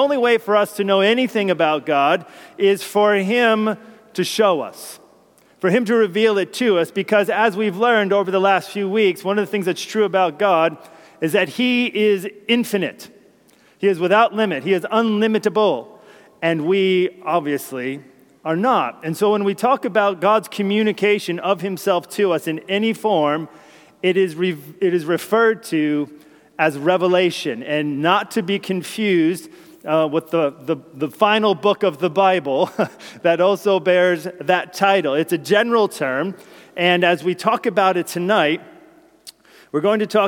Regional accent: New Jersey, United States; My place of birth is New Jersey

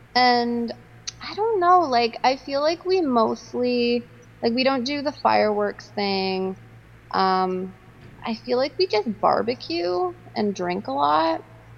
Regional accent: Canada

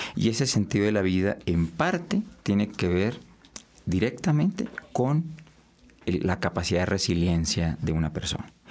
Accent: Colombia; Nosotros como sociedad colombiana

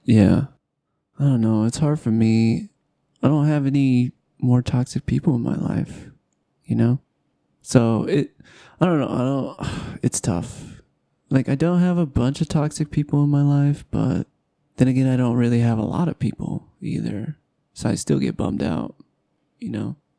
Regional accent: Southern California, United States; now in Utah, United States; I come from Southern California where there's no snow hardly ever

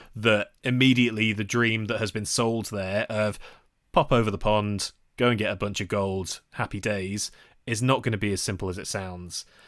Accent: United Kingdom; We are British people

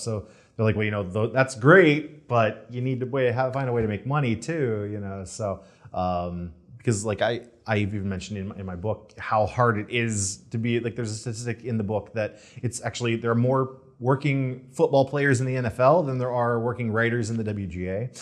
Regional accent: Detroit, Michigan, United States; moved away as an adult; also born or lived in Virginia Beach, Virginia; now in Los Angeles, United States; I'm originally from Detroit area

